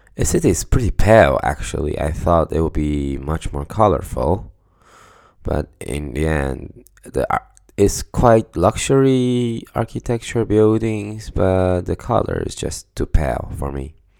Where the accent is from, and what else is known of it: Taiwan; moved away as an adult; now in Stockholm, Sweden